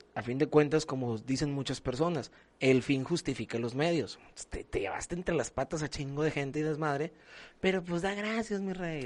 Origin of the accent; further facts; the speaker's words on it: Mexico; como mexicanos tenemos ese, ese orgullo